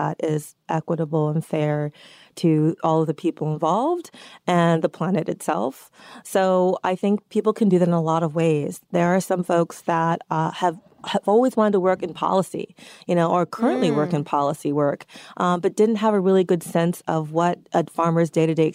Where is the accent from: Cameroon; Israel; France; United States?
United States; New York City, New York; I was born and raised here in New York City, very much a city girl